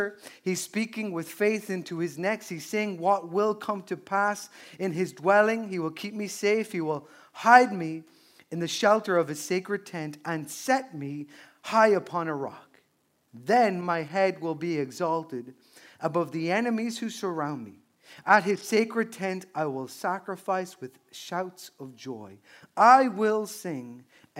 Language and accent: English; Newbridge, Leinster, Ireland; my hometown of Newbridge and Kildare, which is a small town